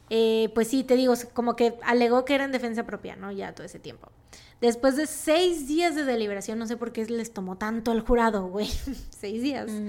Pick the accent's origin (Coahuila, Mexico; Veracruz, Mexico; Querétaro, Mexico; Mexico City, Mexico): Veracruz, Mexico; somos de Veracruz